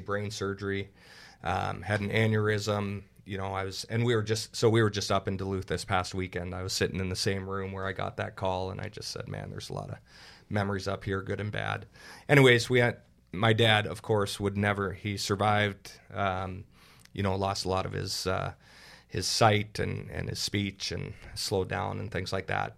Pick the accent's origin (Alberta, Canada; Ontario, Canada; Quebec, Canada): Ontario, Canada; Burlington; moved away as an adult; now in Minnesota, United States; grew up in Burlington